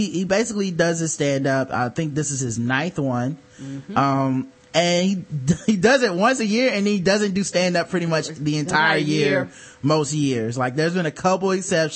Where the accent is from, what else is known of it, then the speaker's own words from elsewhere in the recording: the South, United States; I'm from America and I'm from the South.